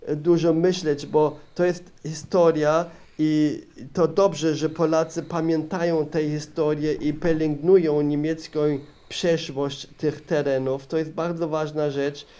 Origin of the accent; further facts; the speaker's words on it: Regensburg, Bavaria, Germany; Polish is a second language; moved away as an adult; also born or lived in Opole, Poland; urodziłem się w Bawarii, w Regensburgu